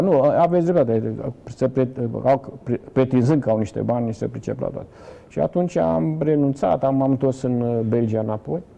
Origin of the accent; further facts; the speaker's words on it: Galați, Galați County, Romania; moved away as an adult; also born or lived in Brăila / Bucharest; dar după un an de zile ne-am întors pentru că toate neamurile și tot ce... Toți gălățeni